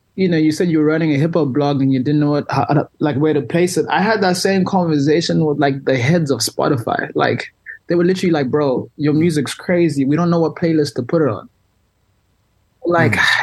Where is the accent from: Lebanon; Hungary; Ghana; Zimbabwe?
Zimbabwe; moved away as an adult; I was raised and born in Zimbabwe I was there until I was 18 I go home every year